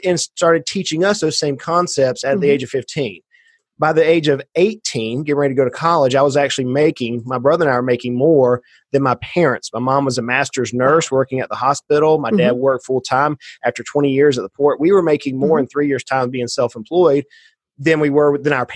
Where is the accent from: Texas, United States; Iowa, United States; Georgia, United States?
Georgia, United States; Brunswick; I grew up in South Georgia, a little bit further